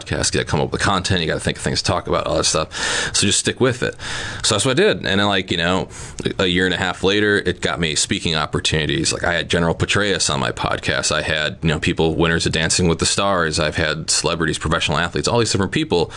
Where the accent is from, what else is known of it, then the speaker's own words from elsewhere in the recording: Neenah, Wisconsin, United States; I took a job back home where I grew up in Neenah.